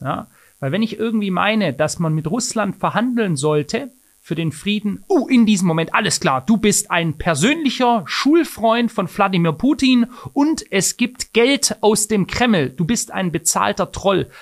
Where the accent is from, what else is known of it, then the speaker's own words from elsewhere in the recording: Germany; bei uns in Deutschland